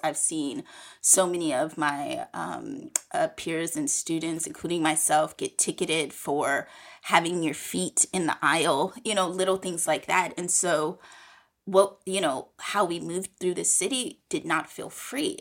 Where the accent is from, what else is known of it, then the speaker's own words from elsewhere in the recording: San Francisco, California, United States; I grew up in San Francisco in the eighties and nineties